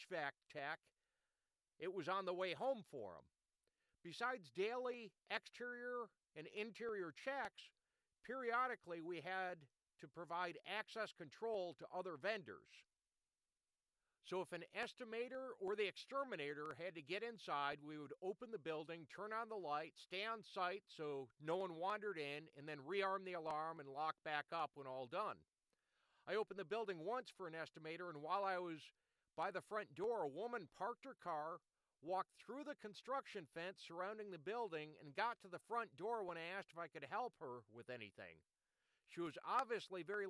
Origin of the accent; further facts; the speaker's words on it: Rochester, New York, United States; I was from Rochester